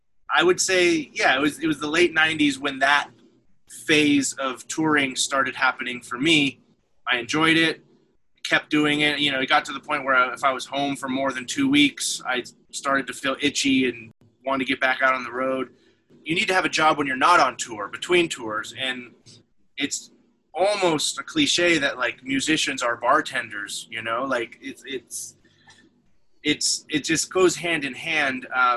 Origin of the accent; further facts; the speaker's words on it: Northern California, United States; moved away as an adult; also born or lived in Bay Area, California / San Francisco, California / Seattle, Washington / Portland, Oregon; now in Asheville, United States; I was born in California and grew up in Northern California. Born in the Bay Area and then spent a lot of my youth in further north near Redding and Weed, California. When I graduated high school, I moved back down to the Bay Area